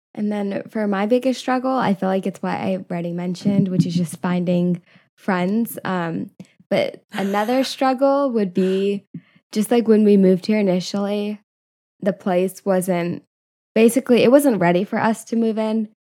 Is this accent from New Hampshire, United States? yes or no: no; California, United States; now in San Diego, United States; I grew up in California, I still have a lot of friends nearby